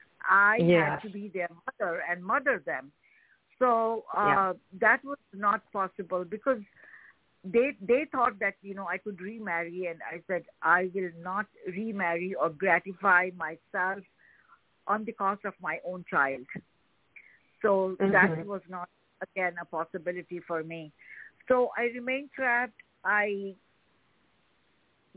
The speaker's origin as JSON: {"language": "English", "town": "New Delhi", "region": "Delhi", "country": "India", "tie": "born or raised there", "moved": "as an adult", "lives_now": "Chicago, United States", "said": "So I was born in New Delhi, and I grew up in a enlightened family"}